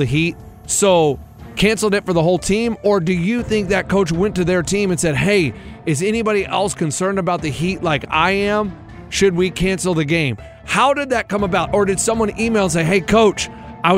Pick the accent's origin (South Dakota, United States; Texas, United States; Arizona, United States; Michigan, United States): Texas, United States; now in Nashville, United States; When I was a kid, I grew up in Texas.